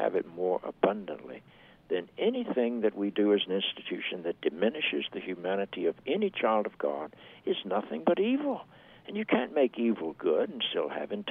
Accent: Charlotte, North Carolina, United States; I grew up in the South. I grew up in Charlotte, North Carolina

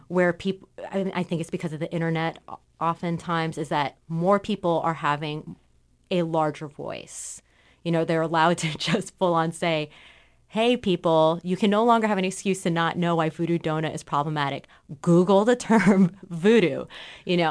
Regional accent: Southern California, United States; now in Portland, United States; I grew up in Southern California where there's a lot of Asian American immigrants

